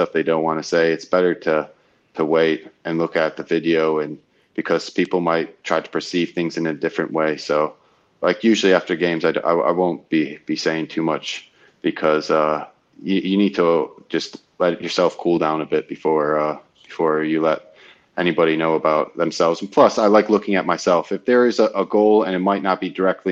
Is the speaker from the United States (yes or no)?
yes; United States; moved away as an adult; now in Hull, United Kingdom; being American